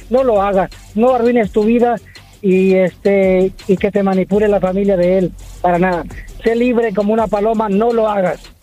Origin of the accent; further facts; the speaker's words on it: Glendale, California, United States; Soy de Glendale, California pero mis papás son de México y mi esposo también.